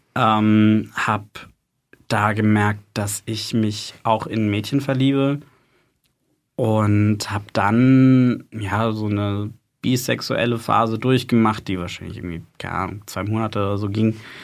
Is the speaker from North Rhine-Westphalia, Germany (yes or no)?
no; Freiburg, Baden-Württemberg, Germany; now in Heidelberg, Germany; ich bin in Freiburg aufgewachsen, bin für meine Ausbildung zum Krankenpfleger nach Heidelberg gezogen